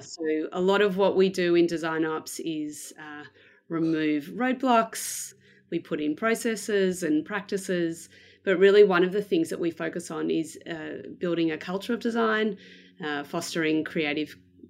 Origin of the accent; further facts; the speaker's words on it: Melbourne, Victoria, Australia; I am from Melbourne in Australia. Uh, I was born here um, and I've lived here basically most of my life.